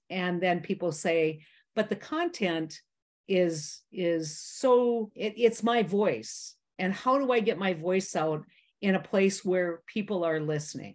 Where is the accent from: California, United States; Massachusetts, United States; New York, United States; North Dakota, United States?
North Dakota, United States; I'm a kid from North Dakota, small town, ninety people